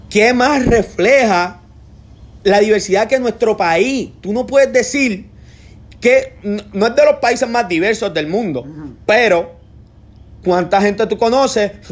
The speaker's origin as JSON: {"language": "Spanish", "country": "Puerto Rico", "said": "Mira, aquí, mira lo diferente que somos. Y todos somos boricuas."}